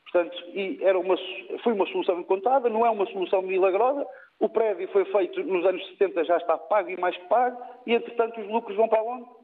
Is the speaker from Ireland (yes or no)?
no; Portugal; now in Switzerland; Eu também não saí de Portugal há tantos anos quanto isso, foi em 2011, e a meu ver, as situações continuam na mesma.